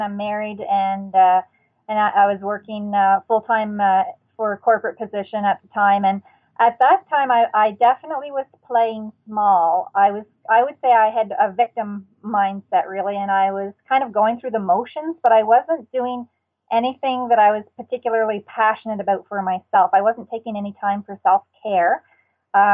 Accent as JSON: {"language": "English", "region": "New Brunswick", "country": "Canada", "tie": "born or raised there", "said": "I grew up in New Brunswick, Canada"}